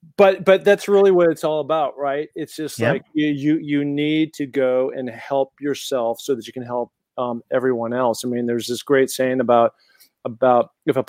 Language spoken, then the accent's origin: English; Seattle, Washington, United States; also born or lived in Los Angeles, California; now in Sun Valley, United States; Growing up in Seattle, Washington, very mountainous community